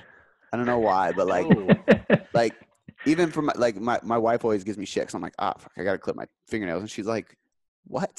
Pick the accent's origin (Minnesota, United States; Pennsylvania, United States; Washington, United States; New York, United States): Washington, United States; Seattle; I'm in Seattle, so we watch the Sounders.